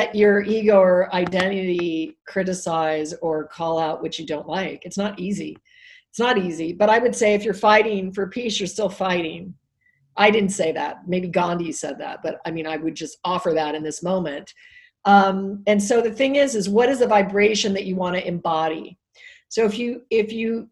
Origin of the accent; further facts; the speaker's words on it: Alaska, United States; I was raised in Alaska, so I'm not a city, not a big city girl